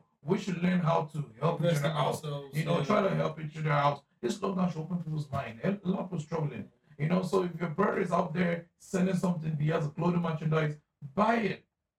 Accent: Nigeria; As a Nigerian person, I don't know why, I'll feel so reluctant because this water is created by Nkechi.

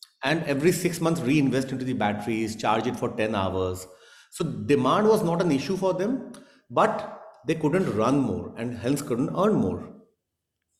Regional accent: India

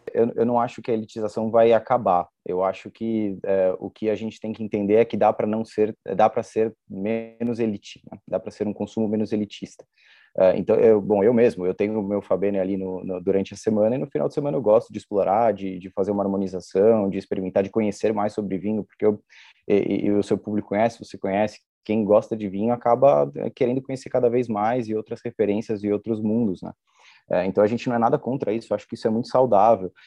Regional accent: São Paulo, Brazil; É uma expressão muito utilizada aqui na Moca, nós nascemos na Moca

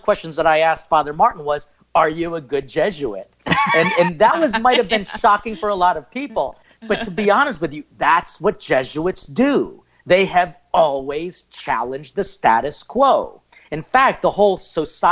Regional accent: Philippines; I'm Filipino.

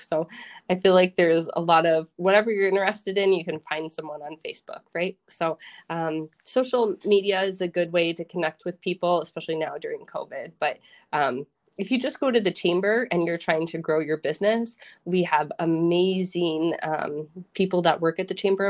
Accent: Minnesota, United States; also born or lived in Iowa / Austin, Texas; now in Rochester, United States; I wanted to move back home, but I didn't want to go to my hometown, and Rochester has a lot of opportunity

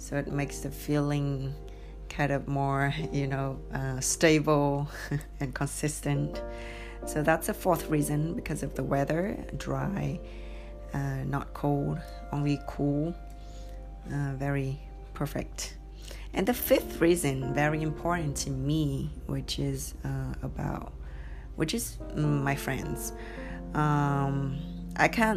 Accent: Hanoi, Vietnam; first language Vietnamese; English is a second language; also born or lived in California, United States; now in Ho Chi Minh City, Vietnam; I had my childhood in Hanoi. I grew up in Hanoi.

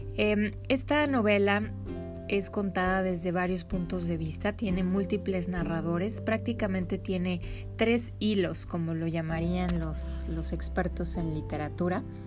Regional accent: Mexico

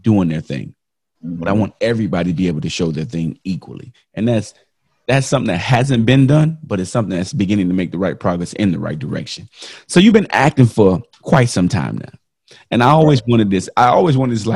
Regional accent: Miami, Florida, United States; I grew up in Miami

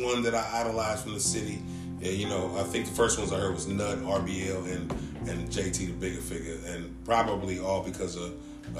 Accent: San Francisco, California, United States; I was born in Ingleside.

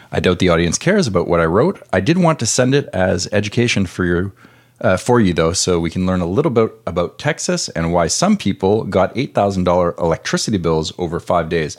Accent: Canada; now in United States; I'm Canadian

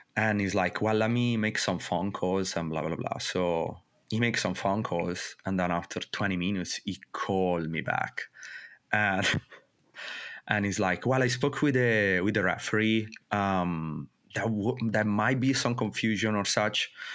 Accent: northern Italy, Italy; moved away as an adult; also born or lived in Mexico; growing up in Italy

